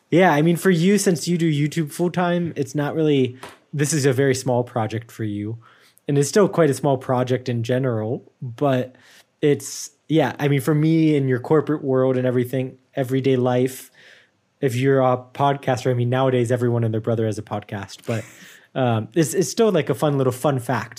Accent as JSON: {"language": "English", "country": "United States", "moved": "yes", "said": "I, I'm very American still."}